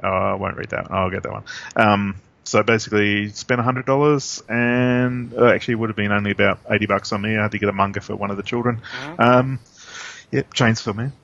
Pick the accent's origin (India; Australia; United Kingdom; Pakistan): Australia; we're both Australian